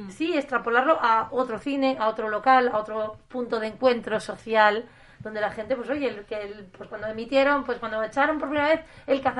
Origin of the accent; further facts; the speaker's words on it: Gijón, Asturias, Spain; que somos de Gijón